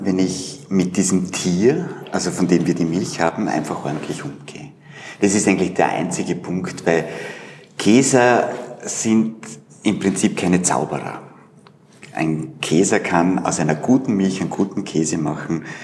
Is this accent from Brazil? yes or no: no; Vorarlberg, Austria; moved away as an adult; now in Vienna, Austria; ich komme aus Vorarlberg, bin 91 nach Wien und habe hier Wirtschaftsinformatik studiert